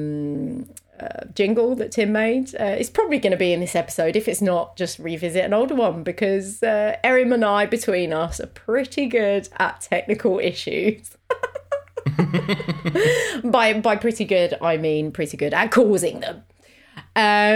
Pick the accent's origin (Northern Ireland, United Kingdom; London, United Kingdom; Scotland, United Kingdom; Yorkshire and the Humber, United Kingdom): London, United Kingdom; I am from South East London